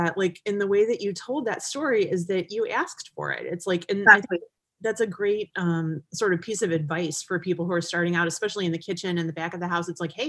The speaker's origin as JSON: {"language": "English", "town": "Cleveland", "region": "Ohio", "country": "United States", "said": "And I'm from Cleveland. Like, I'm not exactly a country girl, you know"}